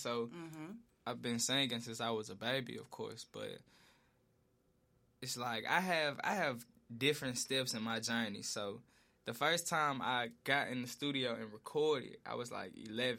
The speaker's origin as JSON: {"language": "English", "town": "Memphis", "region": "Tennessee", "country": "United States", "tie": "born or raised there", "said": "Growing up in East Memphis"}